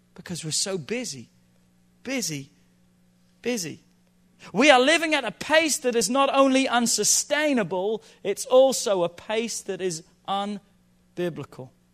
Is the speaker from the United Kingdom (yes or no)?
yes; England, United Kingdom; now in United States; I grew up in England